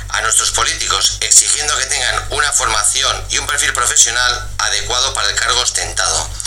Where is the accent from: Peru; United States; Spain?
Spain; Bilbao, Basque Country; soy de Bilbao.